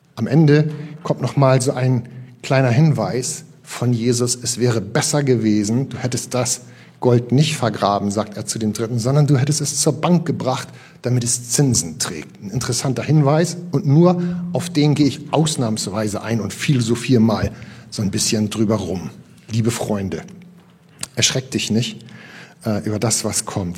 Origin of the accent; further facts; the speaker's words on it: Northern Germany, Germany; Wir sind ja hier äh, richtig als norddeutsche Fischköppe